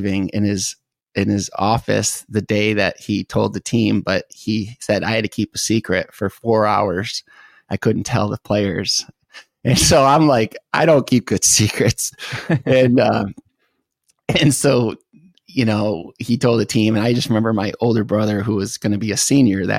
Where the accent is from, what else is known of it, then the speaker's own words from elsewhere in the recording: Chesterfield, Michigan, United States; moved away; also born or lived in Grosse Pointe, Michigan / St. Clair Shores, Michigan / Detroit, Michigan; I was born in St. Clair Shores, and then we moved around the Metro Detroit area, ended up on a lake in Chesterfield, Michigan, Lake St. Clair.